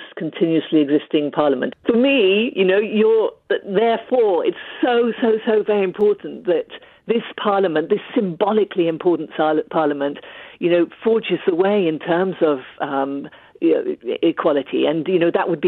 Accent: Ethiopia; moved away; I was born and brought up in Ethiopia

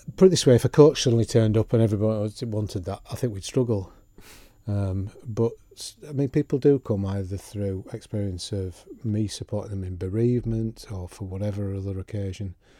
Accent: Yorkshire and the Humber, United Kingdom; now in Isle of Man; I am gently proud of my, my Yorkshire roots as well as living here

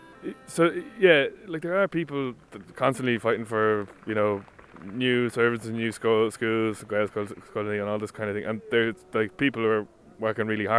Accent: Dublin, Leinster, Ireland; first language Irish; English is a second language; we grew up in Dublin, but never spoke any English till we kind of went to school.

